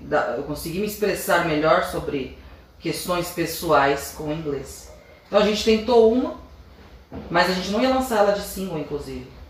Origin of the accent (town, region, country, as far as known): Brazil